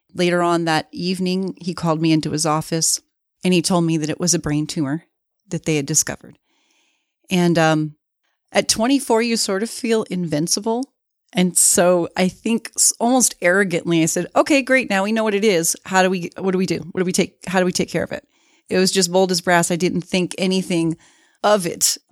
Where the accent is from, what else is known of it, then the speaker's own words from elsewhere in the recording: Miami, Florida, United States; moved away as an adult; now in Salt Lake City, United States; I was born and raised in Miami. Florida.